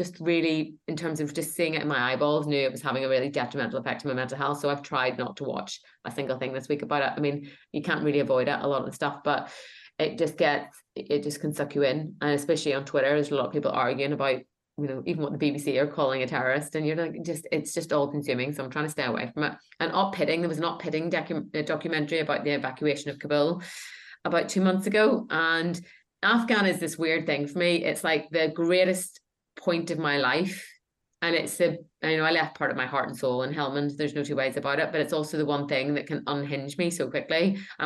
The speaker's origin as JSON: {"language": "English", "region": "Northern Ireland", "country": "United Kingdom", "tie": "born or raised there", "said": "my growing up in Northern Ireland"}